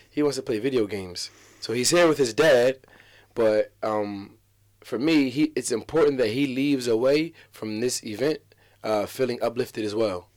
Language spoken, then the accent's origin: English; Atlantic City, New Jersey, United States